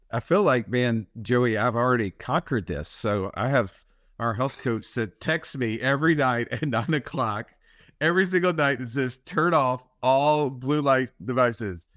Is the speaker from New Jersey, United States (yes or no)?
no; Alabama, United States; we're Rednecks from Alabama